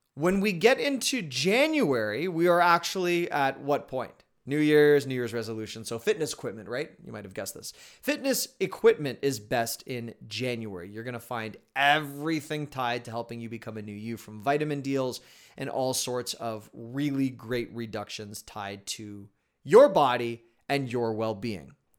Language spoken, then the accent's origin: English; Canada; I'm Canadian